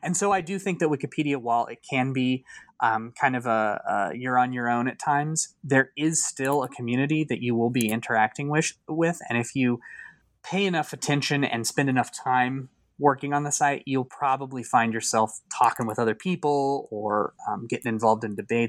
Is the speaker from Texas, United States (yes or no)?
no; Kansas, United States; when I was younger, I was like really fascinated with the concept of ghost towns in Kansas, since I'm from Kansas